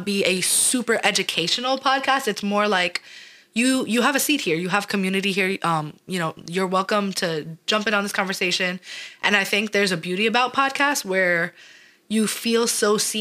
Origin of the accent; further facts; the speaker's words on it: New York City, New York, United States; I'm born and raised in New York, Staten Island, New York, the slums of Shaolin